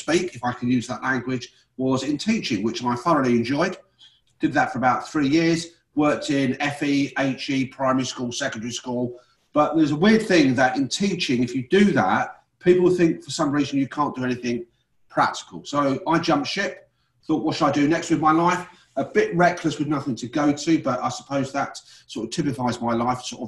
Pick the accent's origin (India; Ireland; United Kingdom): United Kingdom; London; moved away as an adult; now in Leicester, United Kingdom; I was born in London. I'm one of nine kids.